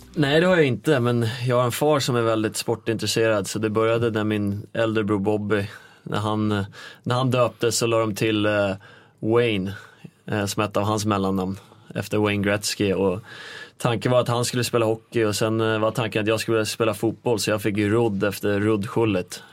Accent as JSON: {"language": "Swedish", "town": "Nykvarn", "region": "Stockholm County", "country": "Sweden", "tie": "born or raised there", "also_born_or_lived": "North America", "moved": "as an adult", "lives_now": "Stockholm, Sweden", "said": "jag är ju egentligen en liten by utanför Nykvarn som heter Sundsvik. Eh, ute på landet växte jag upp."}